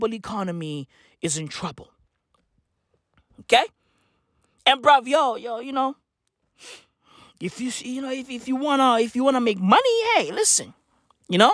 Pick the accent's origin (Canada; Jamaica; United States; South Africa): South Africa; as a South African